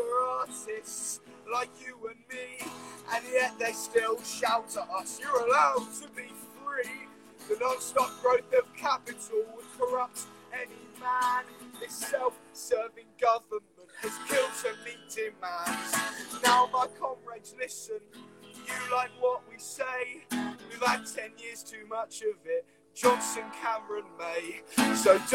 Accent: United Kingdom; We Bubba, are British.

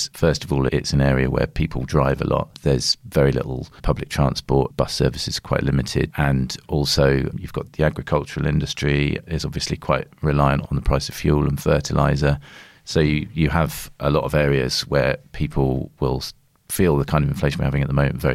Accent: Devon, South West England, United Kingdom; moved away as an adult; I was born in Devon. I grew up there and I lived there until I was 18.

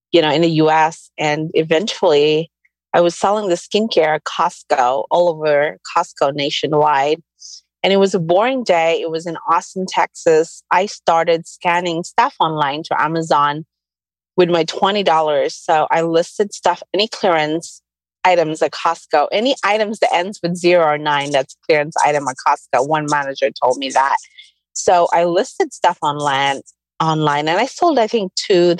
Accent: Camiguin, Northern Mindanao, Philippines; I grew up in the Philippines, this tiny island called Camiguin, south of Manila

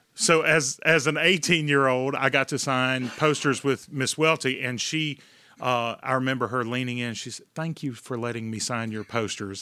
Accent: Mississippi, United States; I grew up in Mississippi with a coach for a father

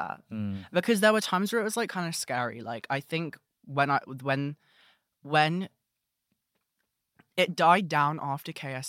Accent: London, United Kingdom; And, you know, I'm from London, so I know what a roadman sounds like.

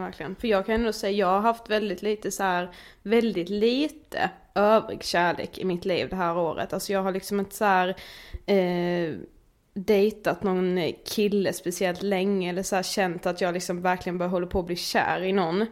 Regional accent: Karlshamn, Blekinge, Sweden; moved away; jag var hemma i Karlshamn väldigt länge

